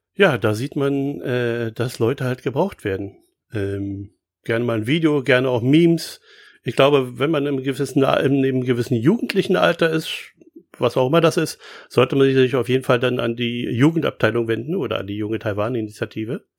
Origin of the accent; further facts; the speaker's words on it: Berlin, Germany; als Berliner